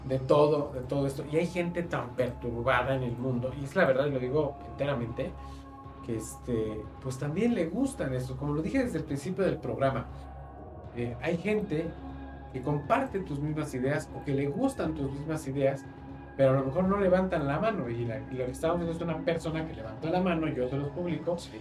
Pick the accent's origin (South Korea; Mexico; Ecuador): Mexico; somos nosotros los mexicanos